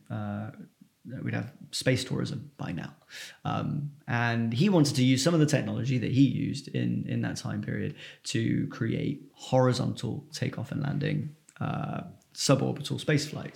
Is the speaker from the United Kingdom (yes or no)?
yes; Filton, South West England, United Kingdom; I'm from Filton, which is just north of Bristol